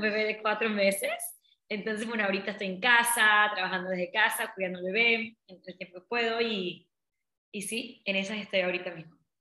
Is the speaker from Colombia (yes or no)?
no; Colón, Panama; yo nací en Panamá, en, Colón, pero mi papá son de la India